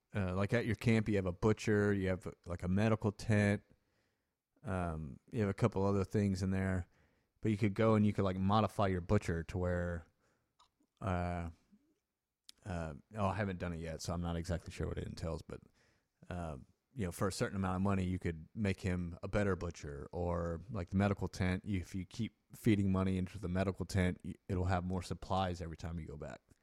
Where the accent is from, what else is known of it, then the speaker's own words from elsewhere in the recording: United States; we're from the United States